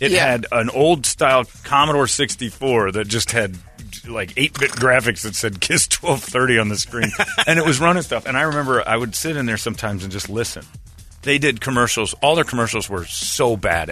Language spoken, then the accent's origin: English; Mesa, Arizona, United States; I'm 26. I'm from Mesa